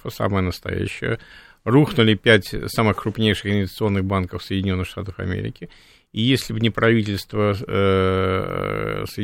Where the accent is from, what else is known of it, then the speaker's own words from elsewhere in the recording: Saint Petersburg, Russia; Я питерский, Ленинградец, да, питерский